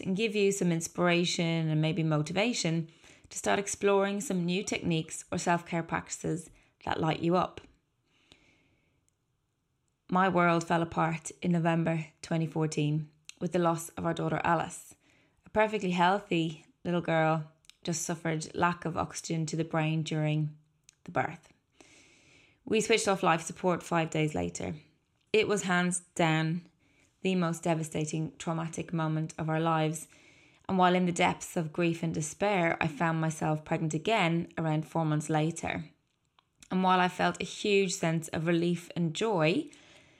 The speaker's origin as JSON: {"language": "English", "town": "Dublin", "region": "Leinster", "country": "Ireland", "tie": "born or raised there", "said": "I was born in 1981 in Dublin to 2 wonderful parents"}